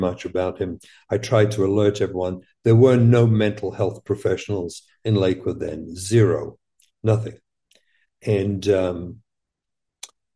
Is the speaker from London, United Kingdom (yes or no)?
yes; London, United Kingdom; moved away as an adult; we grew up in England.